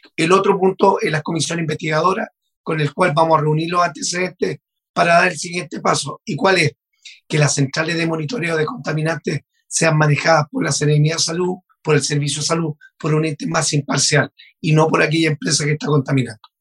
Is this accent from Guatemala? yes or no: no; Maule, Chile; Yo vengo de la región del Maule, como tú lo decías, de una zona de sacrificio de central hidroeléctrica